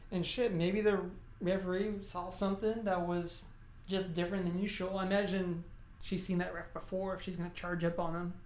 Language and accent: English; South Texas, United States; growing up in South Texas